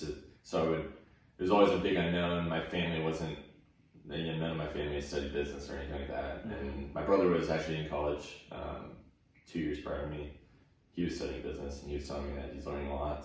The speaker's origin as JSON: {"language": "English", "town": "Tulsa", "region": "Oklahoma", "country": "United States", "tie": "born or raised there", "also_born_or_lived": "Oregon / Bixby, Oklahoma", "said": "I was born in Oregon, and then we moved shortly after, and then I was raised in Oklahoma, uh, specifically Tulsa, Oklahoma"}